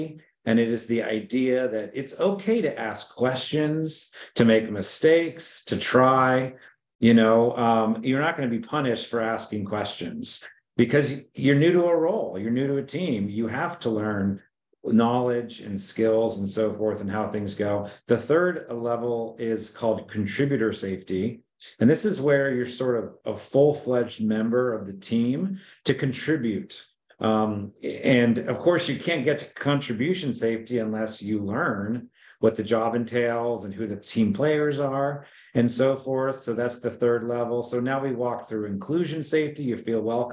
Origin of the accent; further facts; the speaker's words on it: State College, Pennsylvania, United States; moved away as an adult; now in Charlottesville, United States; although I loved Pennsylvania, that was my hometown, State College